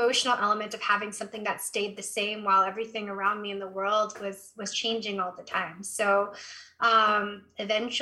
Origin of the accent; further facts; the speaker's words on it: Berkeley, California, United States; I grew up in the Bay Area in Berkeley, California